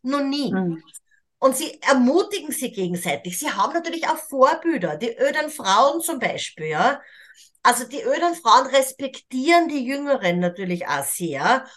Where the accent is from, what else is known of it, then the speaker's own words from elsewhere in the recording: Austria; moved away as an adult; ich bin Österreicherin, ich habe auch 40 Jahre dieses Leben auch in Österreich, in Europa, in der modernen Welt gelebt